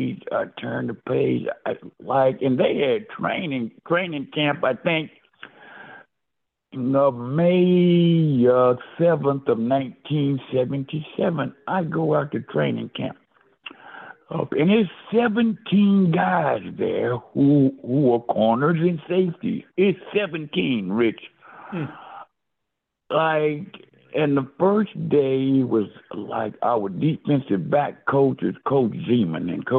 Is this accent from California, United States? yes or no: no; Texas, United States; I'm from Texas. I'm tough. Texans don't cry.